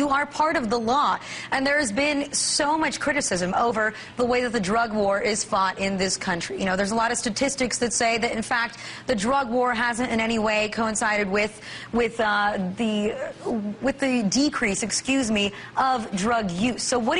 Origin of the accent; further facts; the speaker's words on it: California, United States; I'm from California